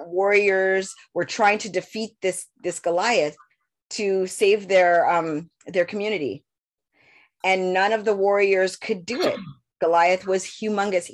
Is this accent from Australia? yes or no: no; Canada; I was born in Canada